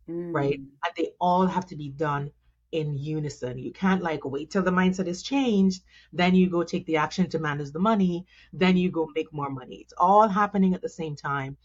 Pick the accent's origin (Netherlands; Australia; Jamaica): Jamaica; accent: Jamaican; moved away as an adult; now in United States; I'm originally Jamaican, if you can hear my accent. And so, and I thought like, Jamaicans have this thing where we are like, we are always Jamaican, no matter how, where we go, right? And so I've been in the States for over 20 years. But before that, my life in Jamaica, grew up there